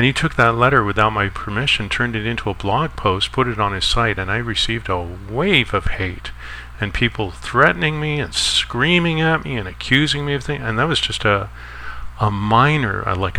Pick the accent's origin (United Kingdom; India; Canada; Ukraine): Canada; I'm not an American citizen, I'm from Canada